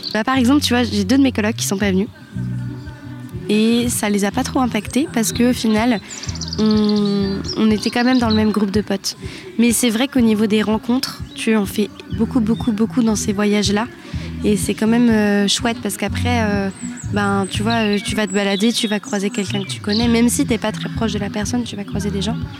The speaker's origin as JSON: {"language": "French", "country": "France", "said": "on est français"}